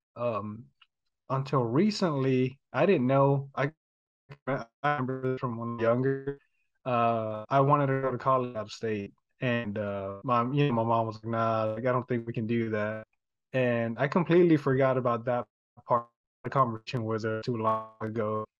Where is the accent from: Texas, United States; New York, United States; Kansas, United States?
Texas, United States; Houston; I was born and raised here in Houston